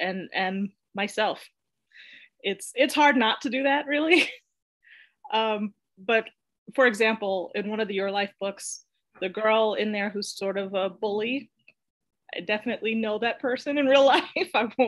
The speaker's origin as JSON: {"language": "English", "town": "Queens", "region": "New York", "country": "United States", "tie": "born or raised there", "also_born_or_lived": "Bronx, New York / Long Island / Los Angeles, California", "said": "first I was born in the Bronx, then we lived in Long Island, then we moved to Los Angeles, California. That's actually where I started school. And then we moved back to the Bronx and then to Queens. So I moved around a lot when I was a kid."}